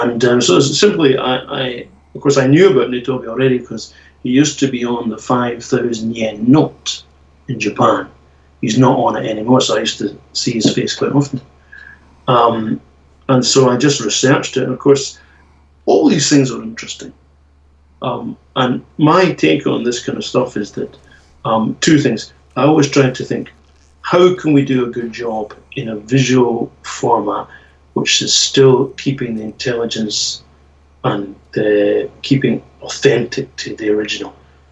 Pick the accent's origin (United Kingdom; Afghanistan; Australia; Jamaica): United Kingdom; Scotland; So I grew up on those kind of things, and as a Scottish person, Oor Willie